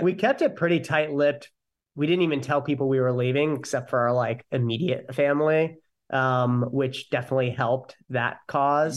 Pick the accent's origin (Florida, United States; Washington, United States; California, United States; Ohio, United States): Ohio, United States; moved away as an adult; now in New York City, United States; born and raised in Ohio